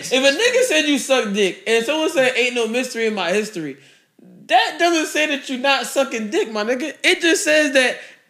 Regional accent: United States; I'm the second one in my house born in America.

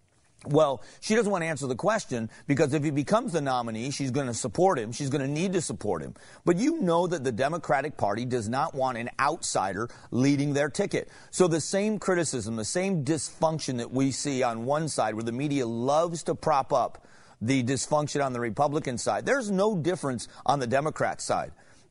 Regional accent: Arizona, United States; I've mentioned before, I'm from Arizona.

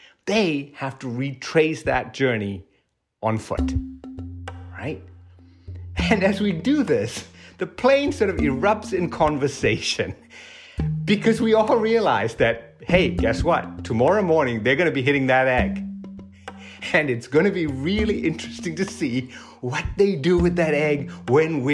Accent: Sierra Leone; born or raised there; moved away as an adult; also born or lived in Oregon / Santa Cruz; now in United States

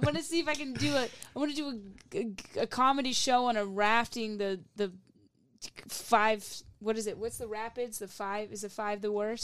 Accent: Louisville, Kentucky, United States; I'm from Louisville, Kentucky

